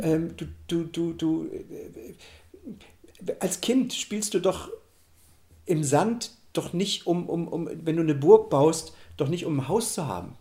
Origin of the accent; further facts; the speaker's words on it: Germany; moved away as an adult; Ich bin ja in der DDR groß geworden